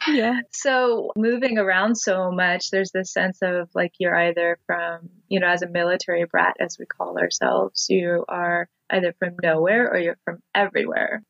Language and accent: English; Montana, United States; moved away as an adult; now in Olympia, United States; I was born in Montana and consider Montana home.